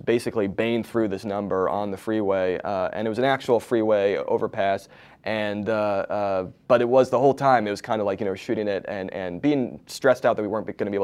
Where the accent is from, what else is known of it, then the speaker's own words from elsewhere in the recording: East Coast, United States; moved away as an adult; now in Los Angeles, United States; I live in LA now, but I grew up on the East Coast